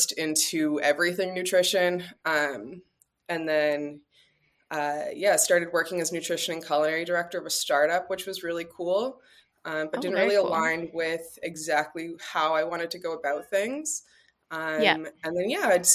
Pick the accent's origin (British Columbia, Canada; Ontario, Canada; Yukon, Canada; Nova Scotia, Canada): Ontario, Canada; Toronto; now in Los Angeles, United States; I'm originally from Toronto